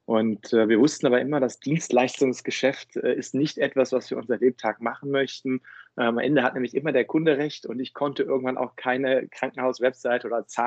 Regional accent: Cologne, North Rhine-Westphalia, Germany; now in Berlin, Germany; war der Kickoff, um damals für mich aus äh, Köln dann auch nach Berlin zu ziehen. Bei aller Liebe zu meiner Heimatstadt.

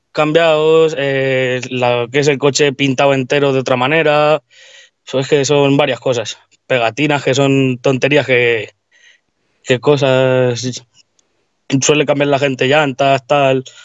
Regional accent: Tomelloso, Castilla-La Mancha, Spain; Pues buenas … soy de aquí de Tomelloso

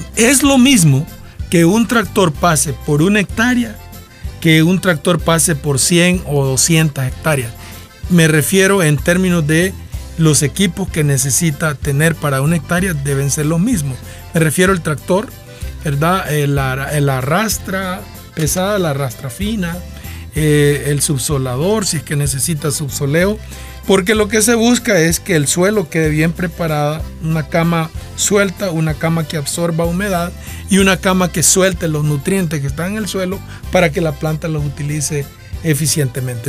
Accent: Nacaome, Valle, Honduras; yo soy de Nacaome

